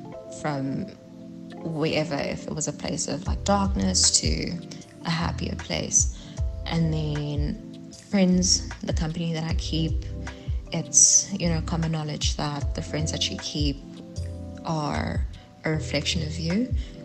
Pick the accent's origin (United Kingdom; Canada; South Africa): South Africa; Johannesburg, Gauteng; now in Pretoria, South Africa; I'm originally from Johannesburg, but I'm currently residing in Pretoria, and I have been for quite some time.